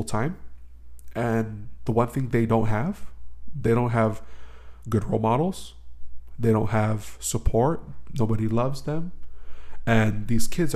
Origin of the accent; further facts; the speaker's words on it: Ewa Beach, Hawaii, United States; I'm from Eva